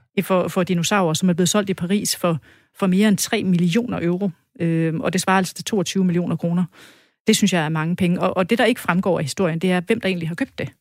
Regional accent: West Jutland, Central Denmark Region, Denmark; som vestjyde

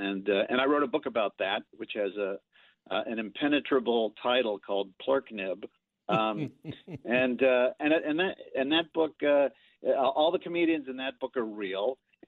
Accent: Cincinnati, Ohio, United States; growing up in Cincinnati. It was, I lived in a lovely town

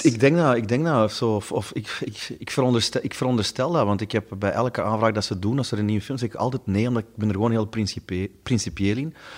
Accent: Stabroek, Flanders, Belgium; bij ons in Stabroek, hadden ze een, een groot warenhuis

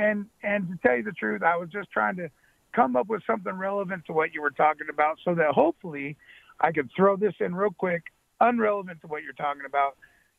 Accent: Sacramento, California, United States; I am a Niner fan. I am from Sacramento.

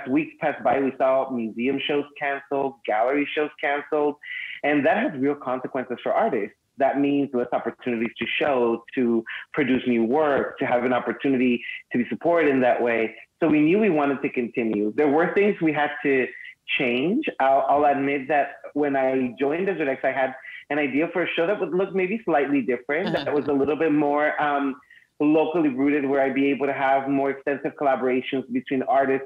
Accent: Mexicali, Baja California, Mexico; I was raised in Mexicali, just really close to here

